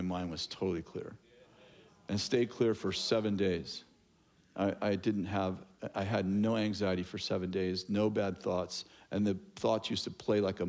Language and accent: English; Sunnyvale, California, United States; moved away as an adult; also born or lived in Lewiston, California; We were born and raised in Sunnyvale, San Jose area